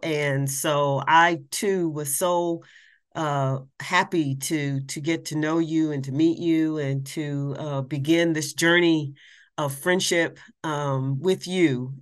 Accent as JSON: {"language": "English", "town": "Columbus", "region": "Ohio", "country": "United States", "moved": "yes", "lives_now": "Washington, D.C., United States", "said": "I'm originally from Columbus, Ohio, but I am a Washington, D.C. person by choice"}